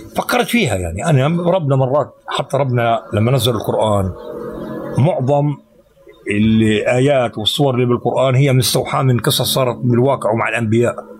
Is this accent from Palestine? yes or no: yes; Jenin, West Bank, Palestine; عندنا بجنين